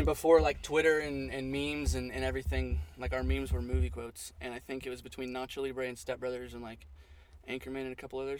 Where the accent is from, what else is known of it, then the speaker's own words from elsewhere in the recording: Northern California, United States; moved away as an adult; also born or lived in San Angelo, Texas; I was born in Southern California, and then when I was about 2 years old, my family moved to Northern California, and that's kind of where we lived until I turned 18.